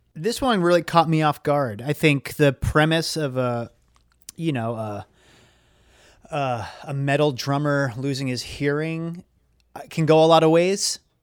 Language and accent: English; Saugus, Massachusetts, United States; born or raised there